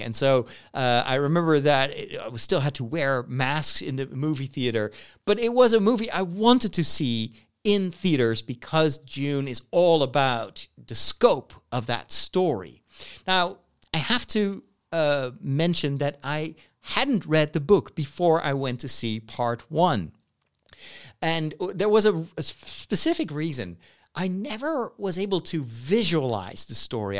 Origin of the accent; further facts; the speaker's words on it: Netherlands; in my country